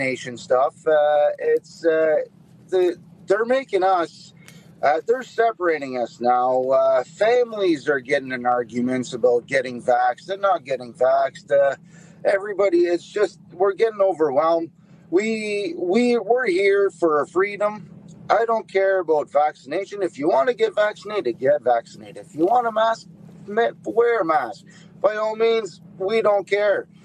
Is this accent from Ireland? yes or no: no; Canada; we're Canadian